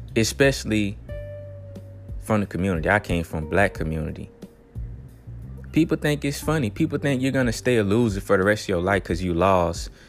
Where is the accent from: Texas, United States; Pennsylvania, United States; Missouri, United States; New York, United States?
Texas, United States; I'm from Texas